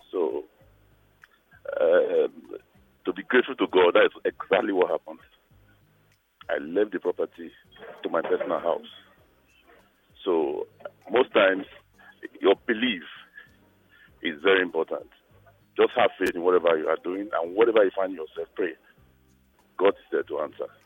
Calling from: Lagos, Nigeria; Okay, I'm calling from Lagos.

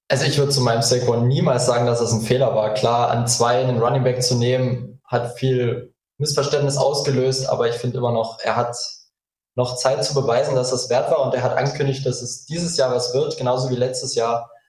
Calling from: Magdeburg, Saxony-Anhalt, Germany; Ich bin aus Magdeburg zugeschaltet.

